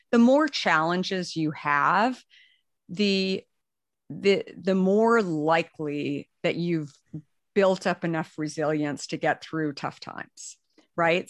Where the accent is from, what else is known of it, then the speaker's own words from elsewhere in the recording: Arizona, United States; moved away; also born or lived in New York; I, I grew up in Arizona